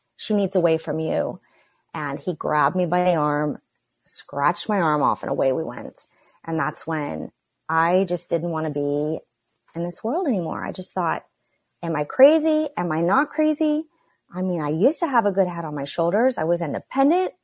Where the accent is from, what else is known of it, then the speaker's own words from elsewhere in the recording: Oklahoma, United States; Growing up in Oklahoma